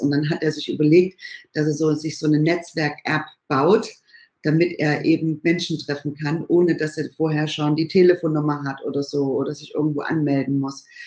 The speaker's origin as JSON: {"language": "German", "town": "Bad Schlema", "region": "Saxony", "country": "Germany", "tie": "born or raised there", "moved": "as an adult", "lives_now": "California, United States", "said": "ich komme ursprünglich aus dem Erzgebirge, aus dem schönen Bad Schlema, bin dort aufgewachsen"}